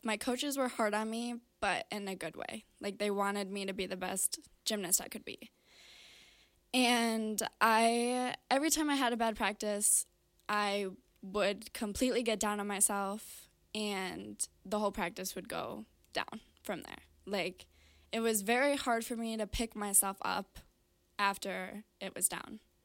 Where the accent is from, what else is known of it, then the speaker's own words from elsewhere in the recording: Brighton, Michigan, United States; I grew up in Brighton, Michigan